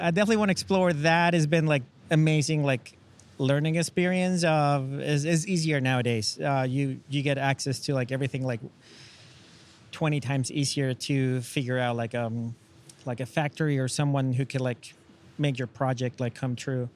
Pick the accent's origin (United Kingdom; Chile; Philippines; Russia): Chile; English is a second language; now in United States; I'm original from Chile. I moved to the States uh, about nine years ago